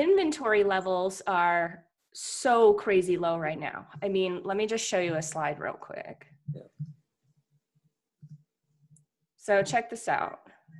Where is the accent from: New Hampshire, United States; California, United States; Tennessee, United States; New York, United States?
New Hampshire, United States; now in Phoenix, United States; Matt and I come from New Hampshire